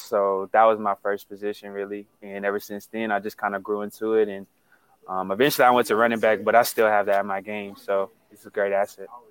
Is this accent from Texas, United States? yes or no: yes; Texas, United States; moved away as an adult; now in San Diego, United States; I'm from Texas